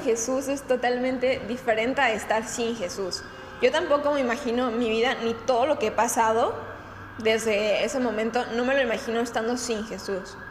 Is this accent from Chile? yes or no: no; Guadalajara, Jalisco, Mexico; now in Puerto Vallarta, Mexico; De Guadalajara